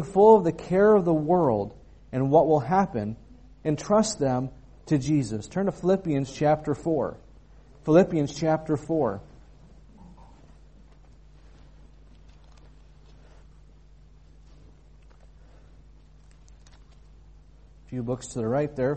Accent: United States; moved away; being an American

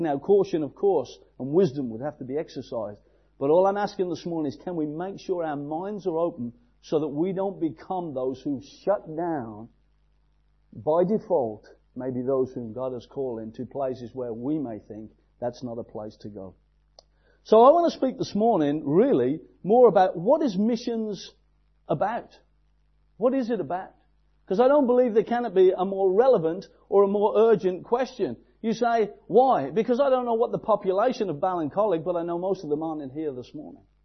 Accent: England, United Kingdom; I'm an Englishman in England.

